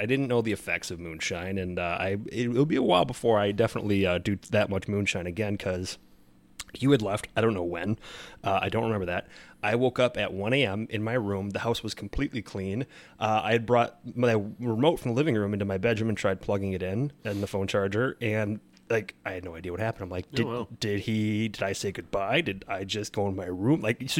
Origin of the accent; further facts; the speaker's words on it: Wisconsin, United States; this is why I'm from Wisconsin